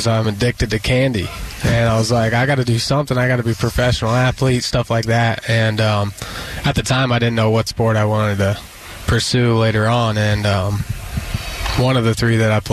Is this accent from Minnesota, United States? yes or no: no; Greenfield, Indiana, United States; I'm from Greenfield, Indiana